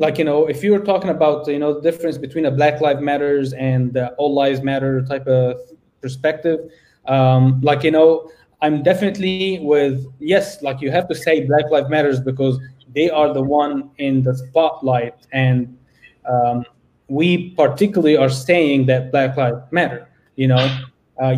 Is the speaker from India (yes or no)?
no; Egypt; now in United States; I'm from Egypt. I'm literally an African-American